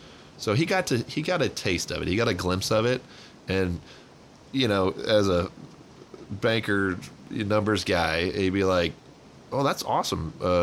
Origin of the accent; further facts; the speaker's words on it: Charlotte, North Carolina, United States; born there; also born or lived in Tampa / Houston / Dallas; So, we was born in Charlotte, lived in Tampa, Houston, and Dallas, all major banking hubs.